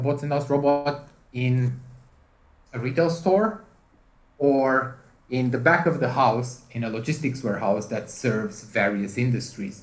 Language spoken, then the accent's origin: English; Romania; now in United Kingdom; I'm originally from Romania